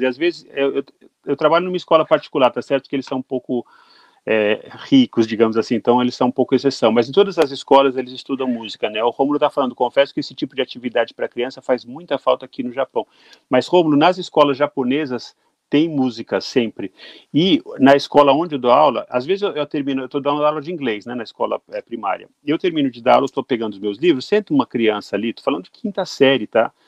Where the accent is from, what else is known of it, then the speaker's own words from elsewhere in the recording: Brazil; como brasileiro